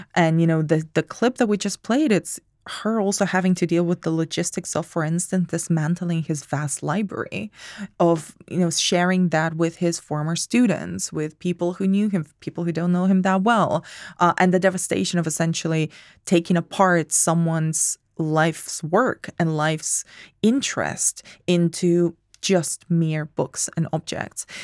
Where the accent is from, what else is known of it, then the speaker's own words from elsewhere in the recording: Spain; English is a second language; moved away; I'm from Spain.